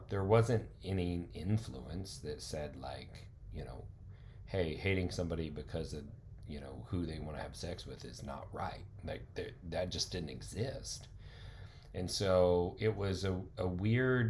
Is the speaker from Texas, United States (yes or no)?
yes; Carrollton, Texas, United States; also born or lived in The Colony, Texas; I grew up in Carrollton in the colony